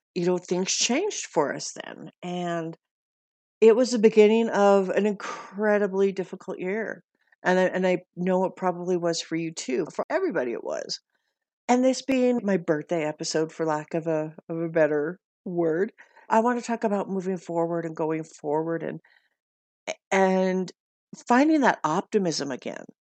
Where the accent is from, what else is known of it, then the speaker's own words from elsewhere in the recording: Montana, United States; when I was growing up in Montana